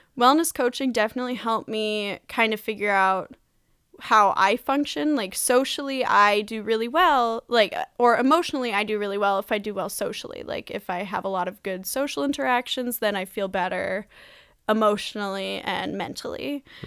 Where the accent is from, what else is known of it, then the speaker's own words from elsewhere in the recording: Wellesley, Massachusetts, United States; Wellesley, Massachusetts